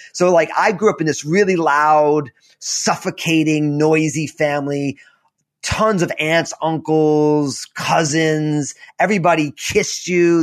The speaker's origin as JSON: {"language": "English", "region": "New Jersey", "country": "United States", "tie": "born or raised there", "said": "I'm all Italian from New Jersey"}